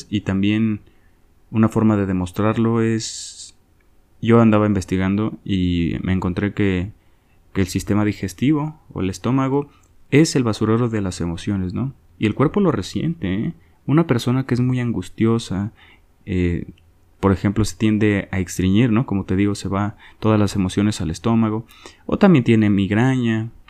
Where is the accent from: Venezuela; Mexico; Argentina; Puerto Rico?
Mexico; Yo soy de México, no sé en Latinoamérica, pero en mi país se lee muy poquito, ¿no?